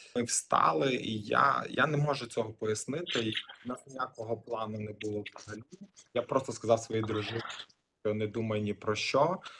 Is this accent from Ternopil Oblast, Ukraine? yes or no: no; Lviv, Lviv Oblast, Ukraine; moved away as an adult; also born or lived in Kyiv, Ukraine; now in Sydney, Australia; Я народився в місті Львові